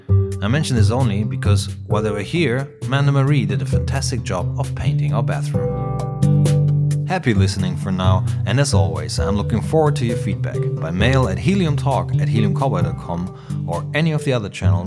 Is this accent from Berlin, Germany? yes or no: no; Hamburg, Germany; we're from Hamburg up north